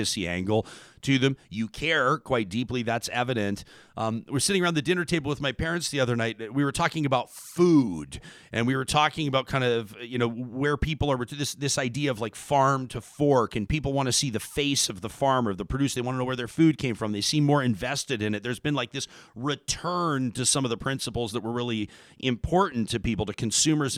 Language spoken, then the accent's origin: English; Calgary, Alberta, Canada; Born and raised in Calgary, just like me